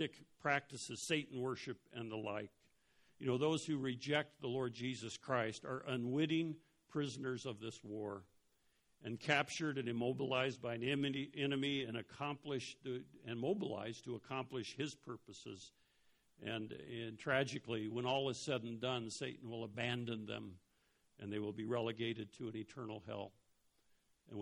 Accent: Denver, Colorado, United States; When I was little, I grew up in Denver

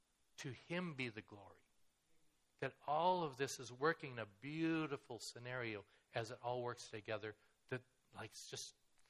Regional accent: Kettle Falls, Washington, United States; moved away as an adult; also born or lived in Macau; I grew up in Kettle Falls.

